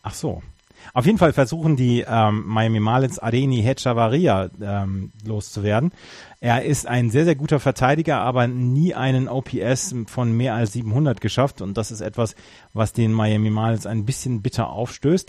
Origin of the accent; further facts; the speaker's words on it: North Rhine-Westphalia, Germany; born or raised there